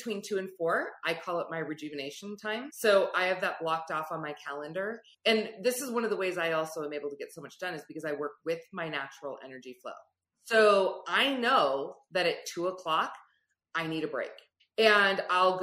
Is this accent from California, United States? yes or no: yes; Silicon Valley, California, United States; I grew up in the Silicon Valley.